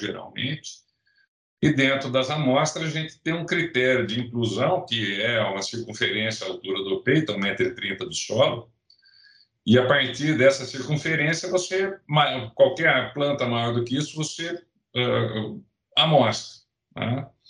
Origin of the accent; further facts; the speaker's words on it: Rio Claro, São Paulo, Brazil; moved away as an adult; also born or lived in Ribeirão Preto; now in Viçosa, Brazil; Eu sou eu sou nascido em São Paulo, capital, mas eu, eu, eu cresci em Rio Claro